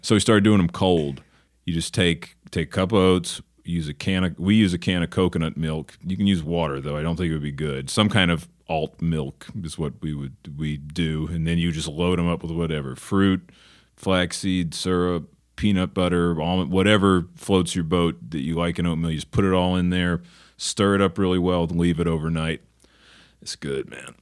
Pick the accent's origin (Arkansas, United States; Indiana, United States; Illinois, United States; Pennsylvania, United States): Arkansas, United States; Northeast; also born or lived in Memphis, Tennessee; now in Los Angeles, United States; I grew up in Northeast Arkansas. I was born in Memphis